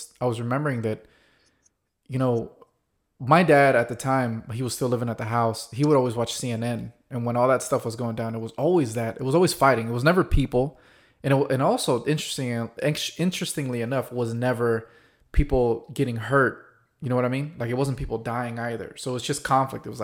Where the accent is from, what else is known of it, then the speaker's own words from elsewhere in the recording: United States; we Americans